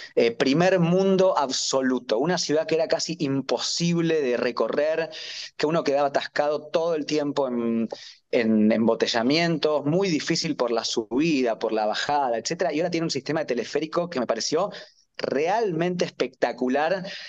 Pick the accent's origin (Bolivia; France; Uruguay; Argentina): Argentina; como argentino, es difícil que me pase eso en mi país